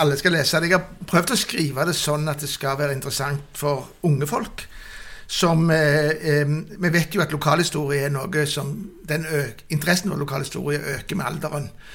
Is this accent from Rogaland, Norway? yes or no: yes; Stavanger, Rogaland, Norway; Jeg kom fra Sølvberget, hvor folk stort sett var veldig fattige, og gikk på skole med folk, altså Bergesen sine barn